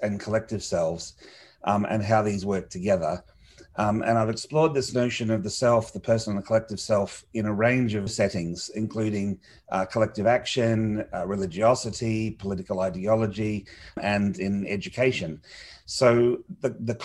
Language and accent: English; Australia; growing up in Australia as a sort of small Commonwealth nation